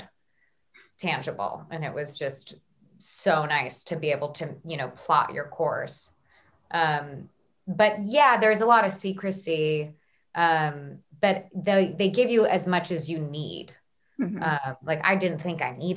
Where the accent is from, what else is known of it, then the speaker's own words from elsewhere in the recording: United States; accent: American; my American accent